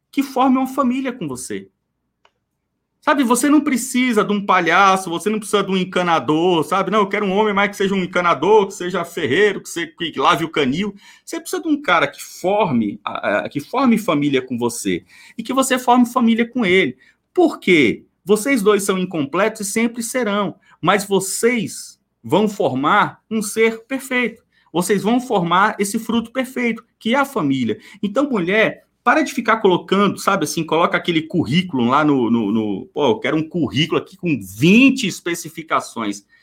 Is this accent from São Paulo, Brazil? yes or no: no; Minas Gerais, Brazil; não, é porque, é porque eu sou mineira, né?